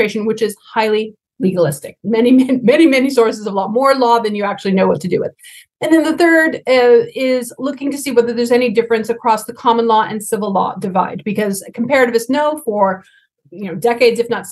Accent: United States; my home country of the United States

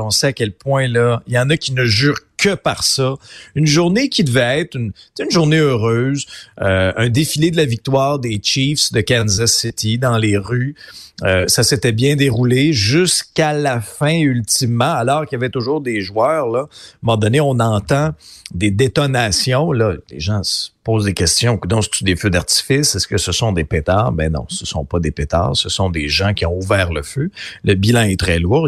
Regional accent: Abitibi, Quebec, Canada; je viens d'une région, là, je viens de l'Abitibi, une région où il y a beaucoup de chasseurs

